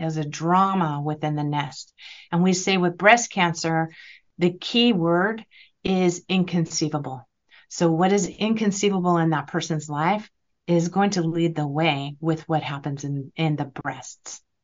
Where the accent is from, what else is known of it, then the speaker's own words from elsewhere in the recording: California, United States; I'm from California